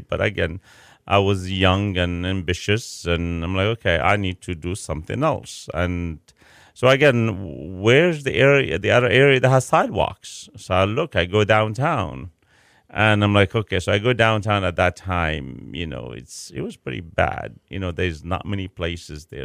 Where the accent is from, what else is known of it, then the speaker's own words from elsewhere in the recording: Chicago, Illinois, United States; now in Houston, United States; I'm from Chicago.